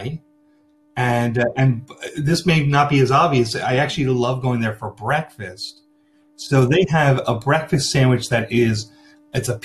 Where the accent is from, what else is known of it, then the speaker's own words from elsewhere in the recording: Glenolden, Pennsylvania, United States; I grew up in the St. George Parish in Glen Olden, in Delaware County, right outside of Philadelphia